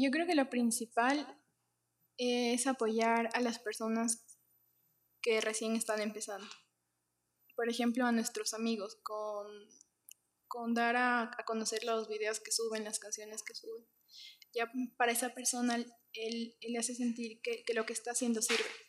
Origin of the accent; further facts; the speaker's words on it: Ecuador; de aquí, de, Ecuador